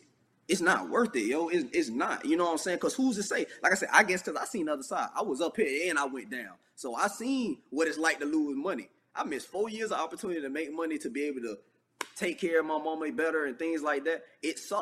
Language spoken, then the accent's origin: English; St. Petersburg, Florida, United States; moved away as an adult; also born or lived in Texas; I'm from St. Petersburg, Florida. Like, I'm a Floridian